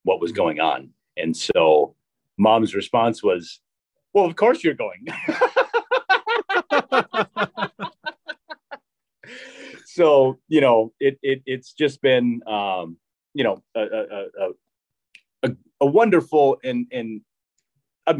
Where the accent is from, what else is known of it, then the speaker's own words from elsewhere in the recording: Ortonville, United States; I sung the national anthem at the Friday night football games in Ortonville